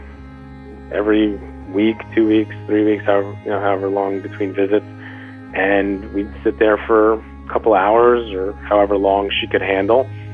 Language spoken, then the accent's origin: English; New York, United States; I'm a Jew from New York who has known a pretty, you know, easy life